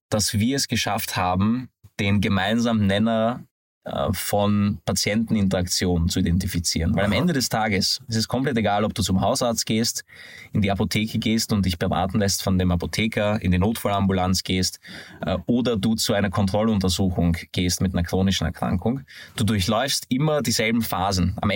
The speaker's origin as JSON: {"language": "German", "country": "Hungary", "tie": "born or raised there", "said": "Ich, wie man das vom Namen vielleicht äh, hört, bin aber ein gebürtiger Ungar"}